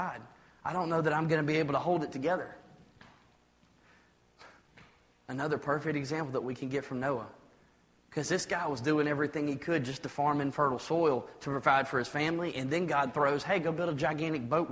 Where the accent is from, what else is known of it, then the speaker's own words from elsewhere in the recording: United States; I'm an American